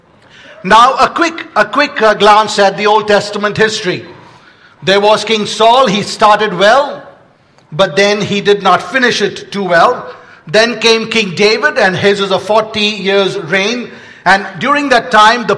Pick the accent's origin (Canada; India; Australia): India; moved away; I grew up in India.